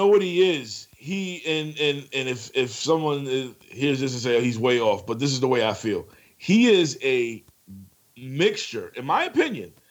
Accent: New York City, New York, United States; I'm from the Bronx

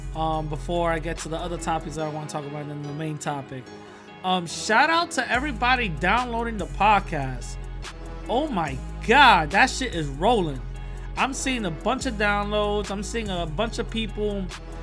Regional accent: New York City, New York, United States; I'm from the Bronx, you know, also New York City.

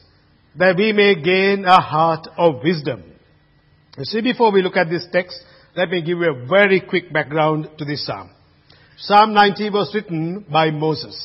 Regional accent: Colombo, Western Province, Sri Lanka; now in Australia; place of birth, Colombo, Sri Lanka. So, but I'm an Aussie, but I'm born there in Colombo

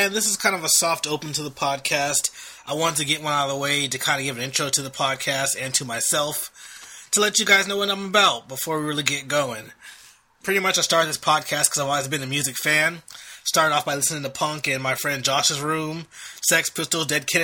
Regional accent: Long Beach, California, United States; also born or lived in San Francisco; I grew up in Long Beach, California, which is right between LA and Orange County

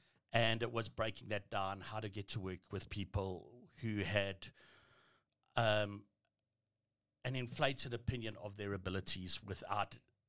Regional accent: Benoni, Gauteng, South Africa; also born or lived in Boksburg / Pretoria / Nigeria; Joburg boy through and through. Got brought up and born in Benoni with 44 Afrikaans.

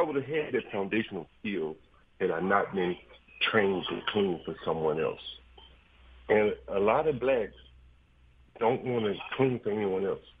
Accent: Anderson, Alabama, United States; now in Washington, D.C., United States; When I was a young homeboy growing up in Anderson, Alabama

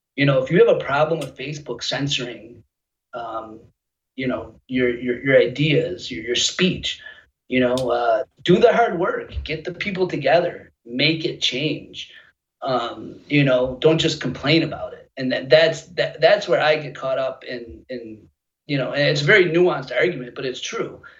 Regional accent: United States; I'm an American first

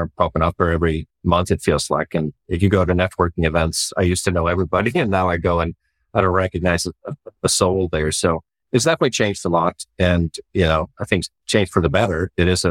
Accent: Sweden; moved away as an adult; also born or lived in Dallas / San Francisco; now in United States; Well, I grew up in Sweden, so born and raised in Sweden.

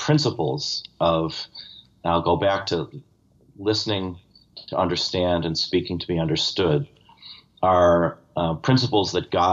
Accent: Buffalo, New York, United States; I come from Buffalo

